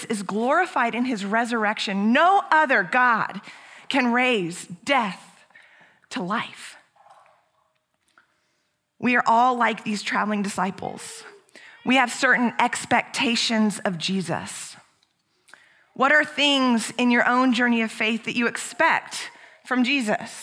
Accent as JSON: {"language": "English", "town": "Houston", "region": "Texas", "country": "United States", "tie": "born or raised there", "lives_now": "San Antonio, United States", "said": "that was our pastor growing up in Houston"}